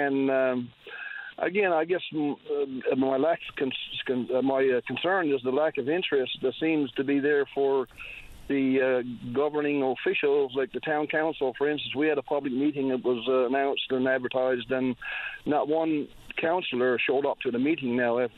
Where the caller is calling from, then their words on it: Point Leamington, Newfoundland and Labrador, Canada; I'm calling from Point Lymington as a concerned citizen regarding those winds.